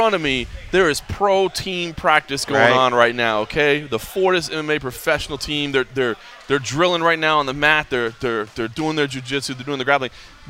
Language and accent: English; Dallas, Texas, United States; moved away as an adult; now in Las Vegas, United States; Cole Coffee is with me in my hometown of Dallas, Texas.